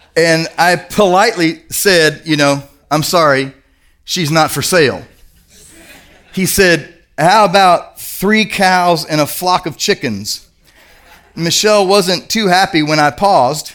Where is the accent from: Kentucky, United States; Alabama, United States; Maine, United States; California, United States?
Kentucky, United States; I'm from Kentucky